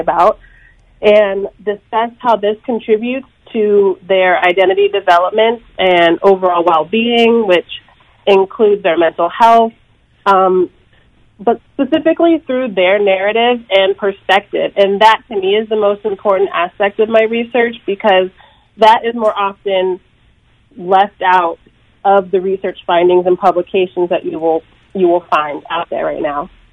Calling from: San Francisco, California, United States; I'm calling from San Francisco, California

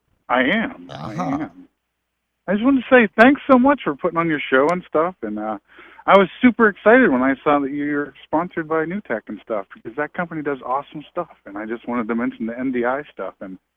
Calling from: Massachusetts, United States; I'm calling from Massachusetts.

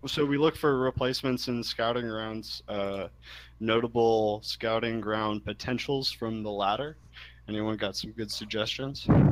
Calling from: Philadelphia, Pennsylvania, United States; I'm calling from Philadelphia, Pennsylvania

